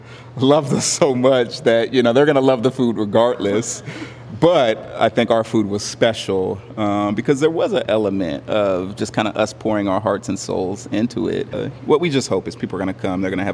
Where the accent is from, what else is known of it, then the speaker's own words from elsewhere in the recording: Southern California, United States; now in St. Louis, United States; growing up in Southern California. And when I moved here